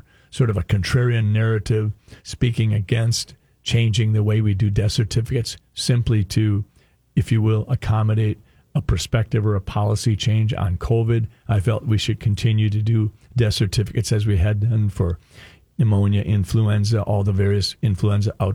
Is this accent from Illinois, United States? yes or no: no; Sleepy Eye, Minnesota, United States; I'm a kid from Sleepy Eye, Minnesota, in the southern part of the state.